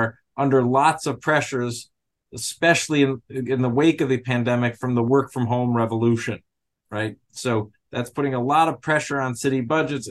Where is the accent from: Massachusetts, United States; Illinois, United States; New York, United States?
New York, United States; New York City; I'm from New York City